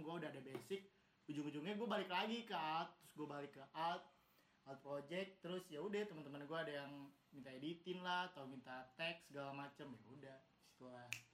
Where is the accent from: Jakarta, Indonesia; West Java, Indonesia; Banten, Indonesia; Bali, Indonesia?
Jakarta, Indonesia; also born or lived in Lampung; Gua asalnya dari Jakarta, cuma lahirnya di Lampung